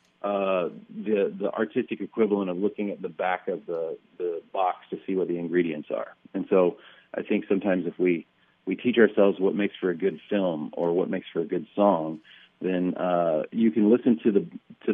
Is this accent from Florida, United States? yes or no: yes; North Florida, United States; now in Nashville, United States; I grew up mostly in North Florida